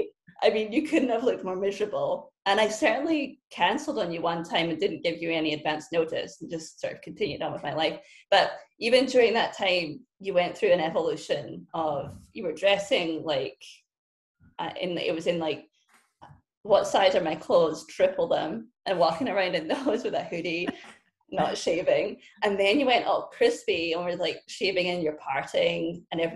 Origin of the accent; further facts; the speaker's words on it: Scotland, United Kingdom; moved away as an adult; also born or lived in Syracuse, United States; now in United States; I was born in Scotland, raised in Scotland, and I only moved to the US in 2009 when I was recruited to play field hockey at Syracuse